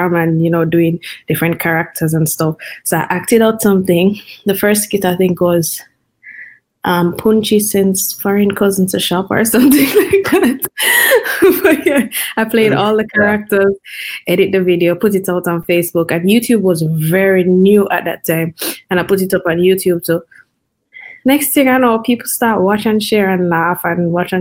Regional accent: Kingston, Jamaica; I grew up in Kingston.

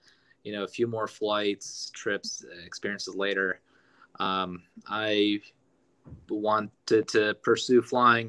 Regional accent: United States; also born or lived in Los Angeles, California; I'm American. I'm an American citizen

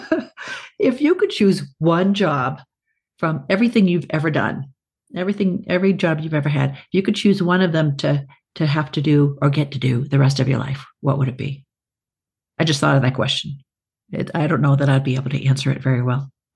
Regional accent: South Shore of Boston, Massachusetts, United States; moved away; I grew up south shore of Boston, you know, on the ocean.

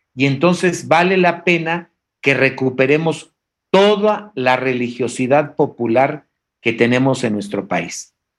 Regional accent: Oaxaca, Mexico; yo que soy oaxaqueño

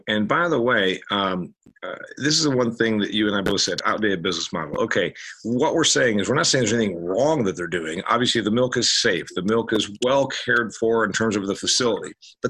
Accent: Huntington, Indiana, United States; Dean's, in fact, owns a plant in my hometown, Huntington, Indiana. They bought the place where my family used to sell our milk, which was an independent dairy processor.

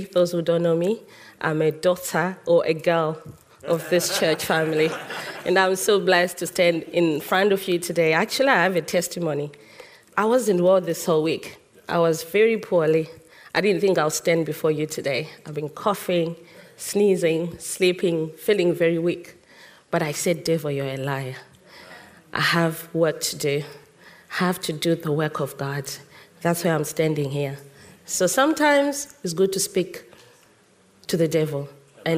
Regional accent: Zimbabwe; moved away; In our Zimbabwean culture, I was born in Zimbabwe

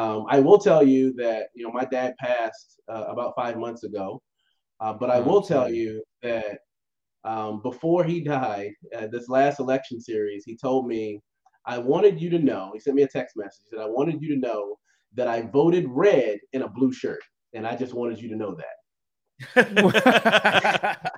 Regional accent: Virginia, United States; moved away; I'm a country boy at heart. You know, I'm from Virginia originally

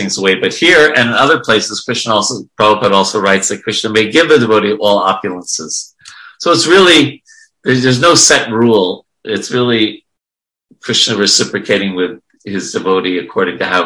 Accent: New York, United States; I grew up in New York

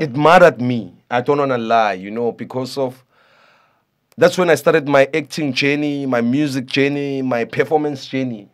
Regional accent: Soweto, Gauteng, South Africa; I'm from Soweto

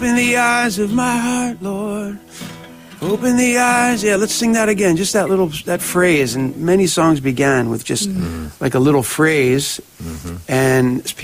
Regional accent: outside Philadelphia, New Jersey, United States; moved away; I grew up outside of Philly, South Jersey

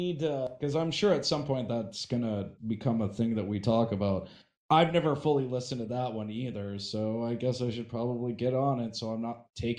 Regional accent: Wisconsin, United States; Yeah. Hey, I'm from Wisconsin.

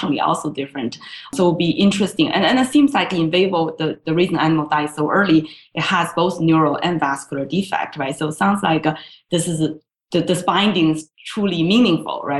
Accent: China; moved away as an adult; I grew up in China.

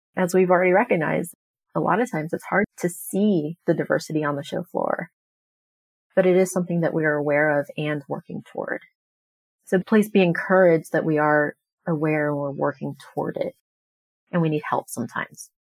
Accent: United States; I am a Chinese American. I was born here in the United States

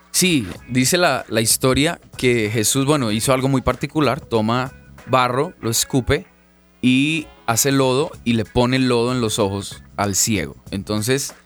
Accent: Bogotá, Colombia; vengo de Bogotá, Colombia, soy colombiano

